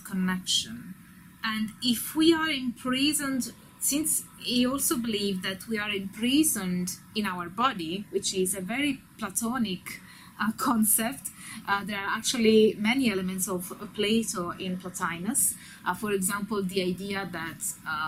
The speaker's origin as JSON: {"language": "English", "country": "Italy", "said": "I'm Italian."}